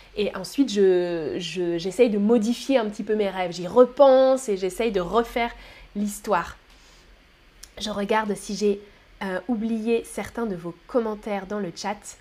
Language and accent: French; France; je suis française.